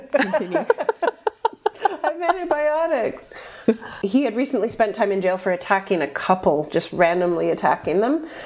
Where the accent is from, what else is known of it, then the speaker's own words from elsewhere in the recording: United States; I'm just American